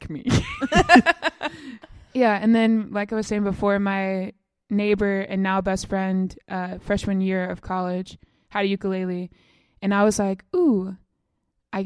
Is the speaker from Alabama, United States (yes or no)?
yes; Mountain Brook, Alabama, United States; I grew up in Mountain Brook, I went to UAB.